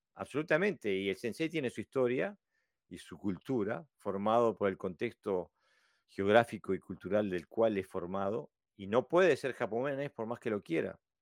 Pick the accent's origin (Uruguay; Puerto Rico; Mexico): Uruguay; now in Denmark; soy un uruguayo viviendo en Dinamarca